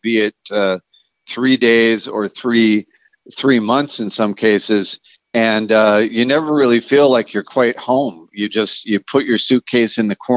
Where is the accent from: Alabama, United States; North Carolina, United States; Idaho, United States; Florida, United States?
Florida, United States; Jacksonville; I was born in the Christmas of 1967 in a humble abode in sunny Jacksonville, Florida